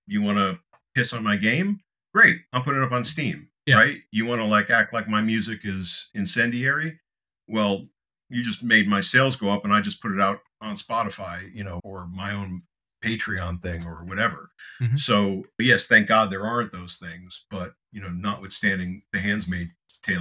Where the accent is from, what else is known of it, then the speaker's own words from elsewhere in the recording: Connecticut, United States; senator from my home state